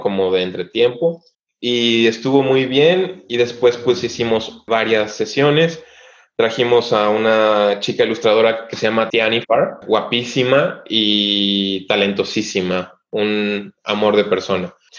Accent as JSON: {"language": "Spanish", "region": "Oaxaca", "country": "Mexico", "tie": "born or raised there", "moved": "as an adult", "lives_now": "Düsseldorf, Germany", "said": "soy de Oaxaca"}